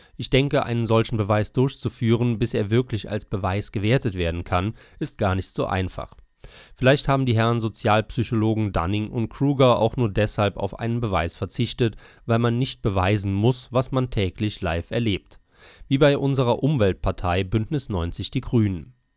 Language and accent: German; Bietigheim-Bissingen, Baden-Württemberg, Germany; In meinem Heimatdorf Bietigheim-Bissingen